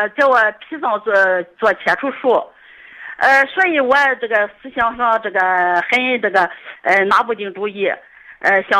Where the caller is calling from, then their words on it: Weifang, Shandong, China; 我是潍坊的听众